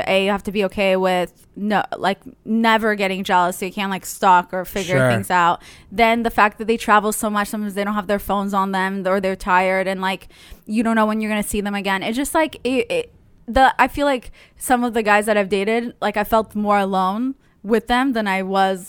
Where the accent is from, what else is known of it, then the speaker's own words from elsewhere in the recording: Israel; But I grew up in Israel, so it was really hot. So I don't know why I can stand this weather, but I do enjoy it.